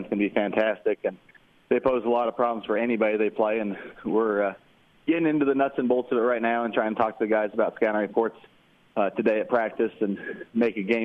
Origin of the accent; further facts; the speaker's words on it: California, United States; moved away; I'm originally from California